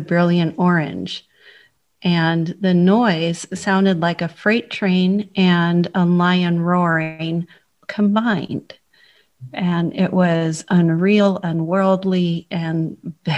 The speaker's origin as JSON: {"language": "English", "town": "San Francisco", "region": "California", "country": "United States", "tie": "born or raised there", "moved": "as an adult", "lives_now": "Cheltenham, United Kingdom", "said": "So I was born in San Francisco, California, and I lived in Northern California for all my life until I moved here."}